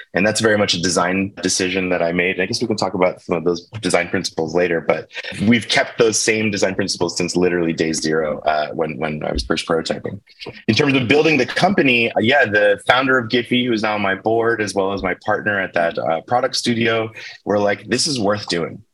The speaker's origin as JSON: {"language": "English", "town": "Baltimore", "region": "Maryland", "country": "United States", "tie": "born or raised there", "moved": "yes", "said": "I grew up in Baltimore, Maryland, at least for, for my childhood."}